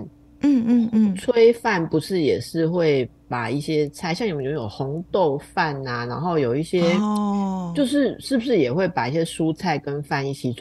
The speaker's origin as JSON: {"language": "Chinese", "country": "Taiwan", "said": "我是台湾人"}